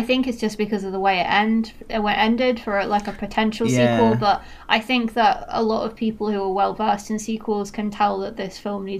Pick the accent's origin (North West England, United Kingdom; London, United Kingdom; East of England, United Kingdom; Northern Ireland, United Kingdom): North West England, United Kingdom; Manchester; accent: Mancunian; I've lost a lot of my accent. I don't really sound Mancunian anymore. I wish I did.